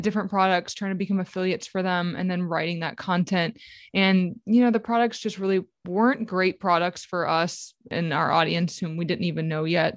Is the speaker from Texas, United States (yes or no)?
no; New Orleans, Louisiana, United States; I'm from New Orleans